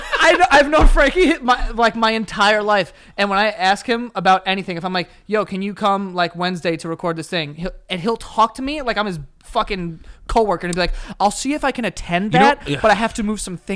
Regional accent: Astoria, New York, United States; Nah, I'm from Astoria.

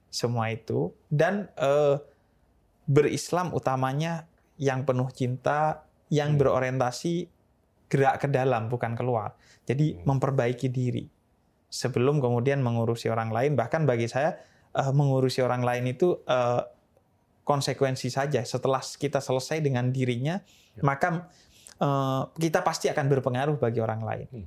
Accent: Bondowoso, East Java, Indonesia; Saya eh, lahir di Bondowoso, Jawa ya. Timur, bagian timur Jawa Timur

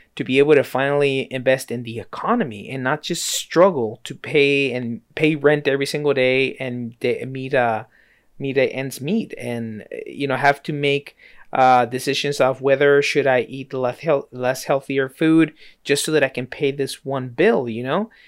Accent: United States; I was born here in the States

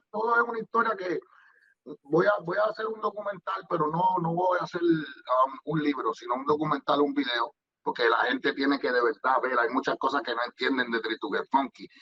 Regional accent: Guaynabo, Puerto Rico; yo soy de Amelia

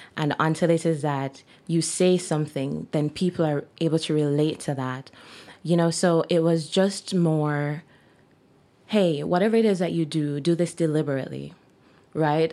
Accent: Jamaica; moved away as an adult; now in Kelowna, Canada; I'm Jamaican by birth, and I've been living in Jamaica for most of my life until I decided to move here

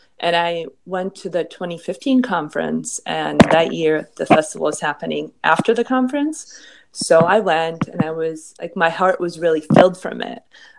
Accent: Boston, Massachusetts, United States; also born or lived in New York City / Philadelphia; growing up in Boston and NYC and Philly

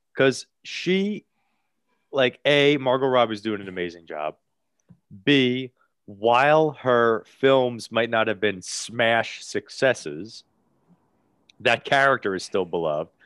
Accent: Bayonne, New Jersey, United States; he is from my hometown

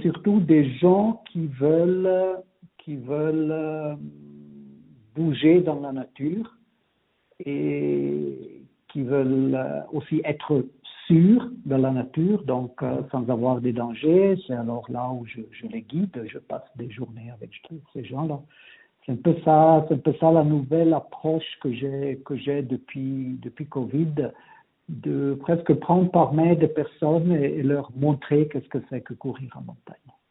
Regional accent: Ticino, Switzerland; moved away as an adult; also born or lived in Geneva / Vienna / Zurich / Bern; now in Engadine, Switzerland; Moi, je suis né, j'ai grandi au Tessin, mhm. jusqu'à l'âge de 20 ans.

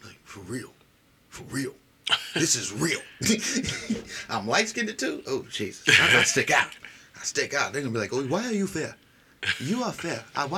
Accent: Nigeria; It's my father's name. I'm Igbo from the Igbo tribe.

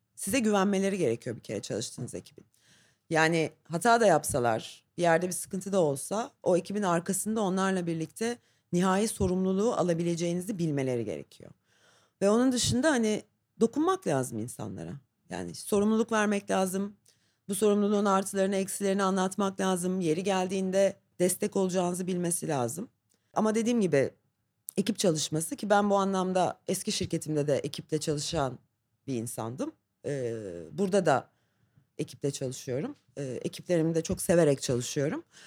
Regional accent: Istanbul, Turkey; İstanbul doğumluyum

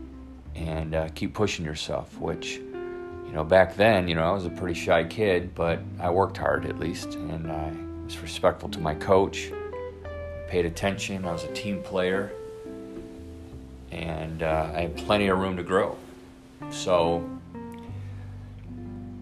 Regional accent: Flint, Michigan, United States; I was born and raised in Flint, Michigan

